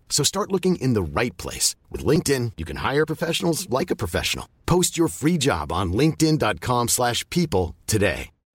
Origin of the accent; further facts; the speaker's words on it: Paris, Île-de-France, France; Je suis né à Paris 13 euh, en 2000.